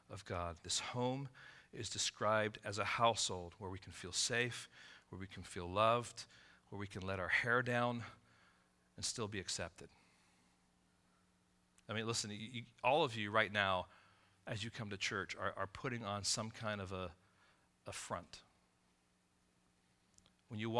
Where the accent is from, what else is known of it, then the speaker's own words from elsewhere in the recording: Israel; born there; My mom is American, my dad was English. I was born in Israel.